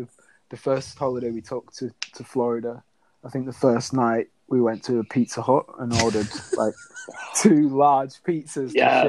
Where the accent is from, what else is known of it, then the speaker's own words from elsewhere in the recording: Bolton, North West England, United Kingdom; moved away as an adult; also born or lived in Loughborough / Nottingham; now in United States; So I'm English, as you can probably tell. I grew up in the northwest of England, so in a town called Bolton, just outside of Manchester. Was there most of my childhood through to kind of 18, and then went off to university.